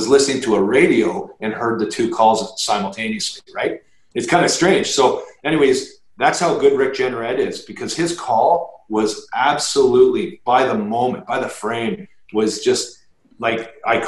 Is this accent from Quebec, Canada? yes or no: no; Toronto, Ontario, Canada; playing my 1,000th game in the NHL for the Toronto Maple Leafs in my hometown